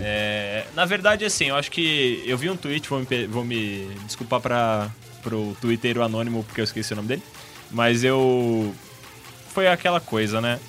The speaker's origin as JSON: {"language": "Portuguese", "country": "Brazil", "said": "nós que somos brasileiros"}